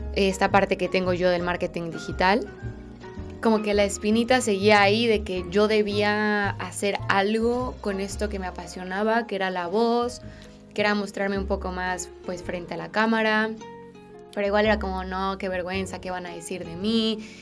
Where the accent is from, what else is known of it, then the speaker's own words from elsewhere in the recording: Mexico; moved away as an adult; now in Spain; vivo en España, soy mexicana